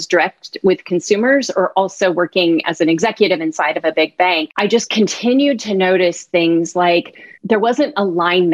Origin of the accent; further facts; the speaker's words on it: Bay Area, California, United States; I grew up in the Bay Area